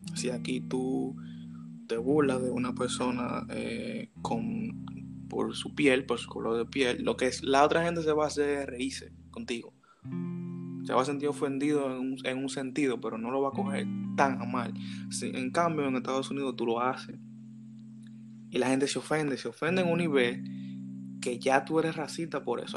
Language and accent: Spanish; Dominican Republic; nosotros deberíamos hacer como dominicanos